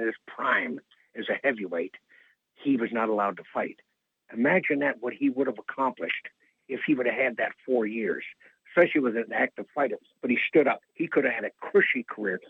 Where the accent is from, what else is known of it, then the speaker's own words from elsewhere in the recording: Detroit, Michigan, United States; moved away; also born or lived in Windsor, Canada / Toronto, Canada; I was born in Windsor, but I pretty much grew up in Detroit